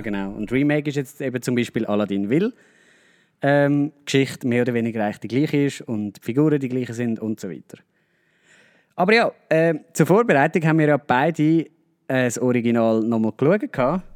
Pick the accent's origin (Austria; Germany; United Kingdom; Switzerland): Switzerland; Also bei uns in der Schweiz